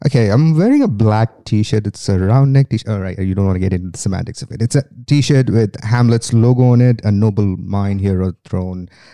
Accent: India; accent: Indian; moved away as an adult; now in Sydney, Australia; I am from India originally. That's where I have lived most of my life, uh, apart from the last twelve that has been in Australia

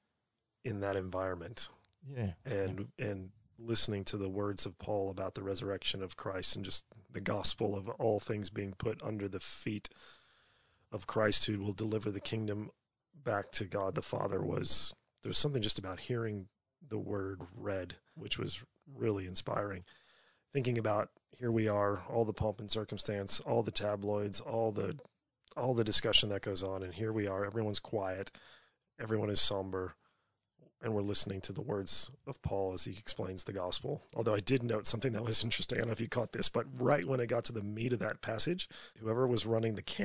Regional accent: United States; now in Australia; I'm an American

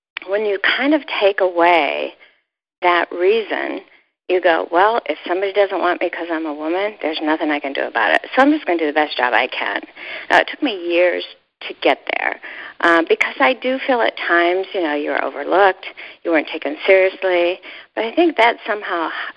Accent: Ohio, United States; I was brought up in Ohio

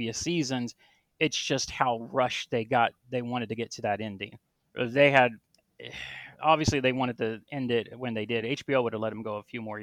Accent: United States; I'm American

